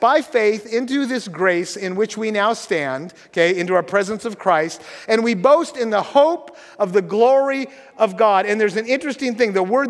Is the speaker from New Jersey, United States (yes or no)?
no; Washington, United States; You know that I grew up in Grays Harbor, and I love the ocean most of all in the winter.